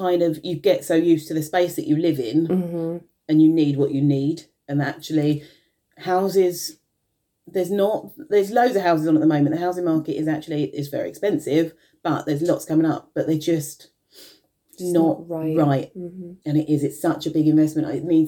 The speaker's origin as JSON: {"language": "English", "region": "London", "country": "United Kingdom", "tie": "born or raised there", "lives_now": "Maidstone, United Kingdom", "said": "obviously, I grew up in London."}